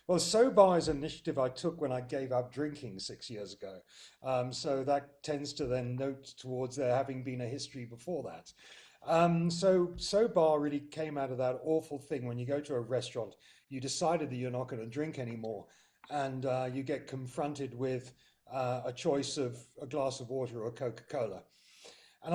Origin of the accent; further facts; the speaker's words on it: United Kingdom; moved away as an adult; now in South Africa; I'm British by birth